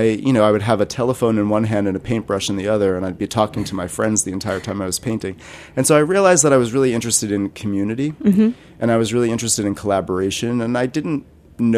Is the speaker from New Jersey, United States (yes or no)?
yes; New Jersey, United States; also born or lived in Rhode Island; I grew up in New Jersey.